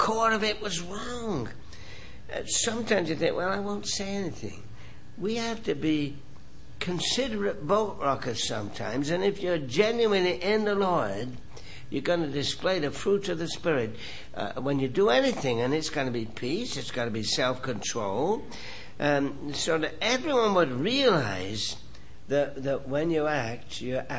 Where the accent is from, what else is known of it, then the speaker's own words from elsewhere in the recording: England, United Kingdom; moved away; I grew up in England where they play cricket and soccer